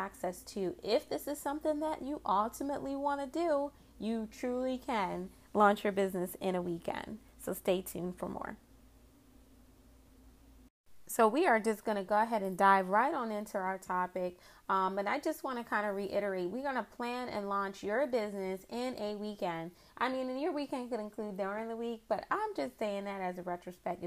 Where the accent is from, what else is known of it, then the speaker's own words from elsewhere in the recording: Philadelphia, Pennsylvania, United States; also born or lived in Boston, Massachusetts; I grew up in the Philadelphia area, more specifically Mount Airy section of the city